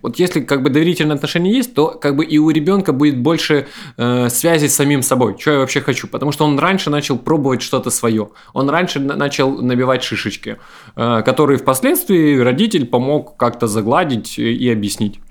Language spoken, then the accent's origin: Russian; Ukraine